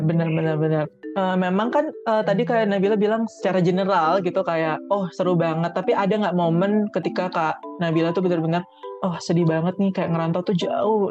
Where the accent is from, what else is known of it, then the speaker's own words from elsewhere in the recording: Bali, Indonesia; aku kan dari Bali nih jauh pokoknya anak-anak rantau